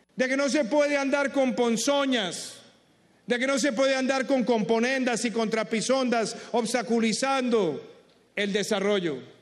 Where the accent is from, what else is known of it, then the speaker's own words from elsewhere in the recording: Colombia; como colombianos